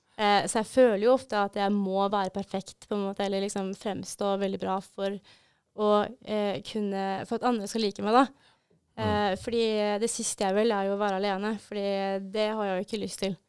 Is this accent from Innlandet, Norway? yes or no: yes; Brumunddal, Innlandet, Norway; moved away as an adult; now in Bodø, Norway; jeg kommer fra Brumunddal.